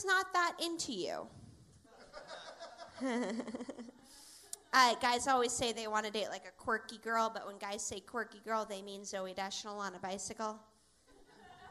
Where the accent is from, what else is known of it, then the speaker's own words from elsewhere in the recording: Seattle, Washington, United States; I grew up in Seattle, and I was bullied a lot growing up in Seattle.